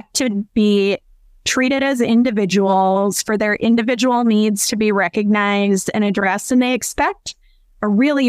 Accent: Iowa, United States; moved away; I'm originally from Iowa, a small town in Iowa

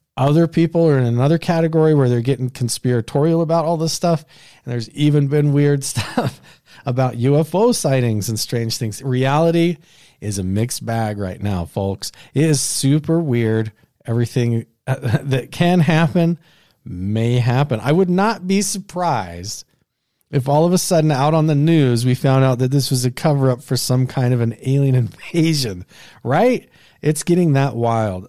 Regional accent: Southeast Idaho, United States; the place that I grew up in Southeast Idaho

